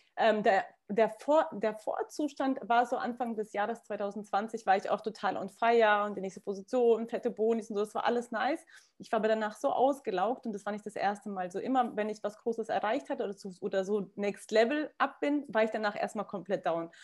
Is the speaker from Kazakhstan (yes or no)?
yes; Kazakhstan; moved away; ich komme aus Kasachstan, meine Familie legt sehr viel Wert auf Bodenständigkeit